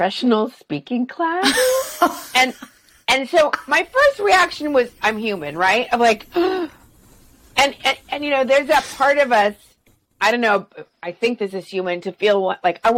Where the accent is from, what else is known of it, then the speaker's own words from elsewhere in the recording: the South, United States; I'm from the South